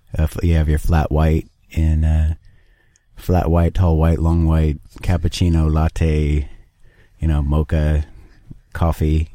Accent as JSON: {"language": "English", "town": "Portland", "region": "Oregon", "country": "United States", "tie": "born or raised there", "said": "my hometown of Portland, Oregon"}